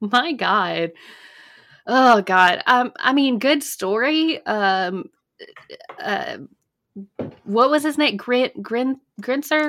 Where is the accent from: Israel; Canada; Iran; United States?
United States; Alabama; now in North Carolina, United States; I'm originally from A, Alabama. Born and raised